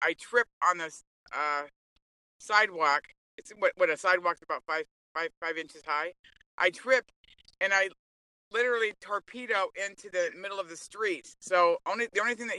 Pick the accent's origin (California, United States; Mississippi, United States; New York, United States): California, United States; Los Angeles; I'm from Los Angeles